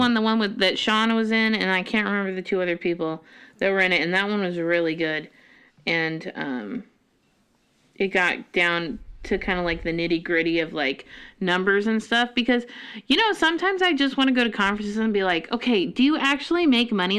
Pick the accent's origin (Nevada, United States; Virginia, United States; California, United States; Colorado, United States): Colorado, United States; now in Monroe, Washington, United States; I'm from Colorado